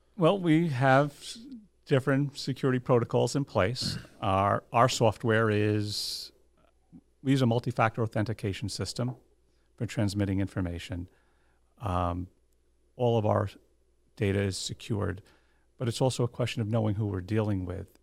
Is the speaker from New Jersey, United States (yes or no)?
yes; New Jersey, United States; also born or lived in Monmouth County, New Jersey; born and bred in New Jersey